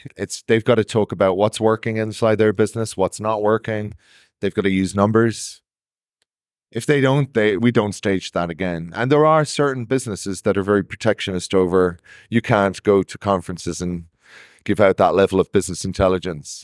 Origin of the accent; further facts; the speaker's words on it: Ireland; I'm Irish